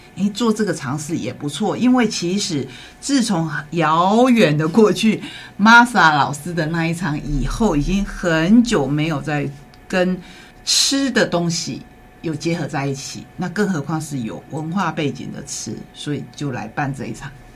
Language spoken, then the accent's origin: Chinese; Taiwan; 我们台湾人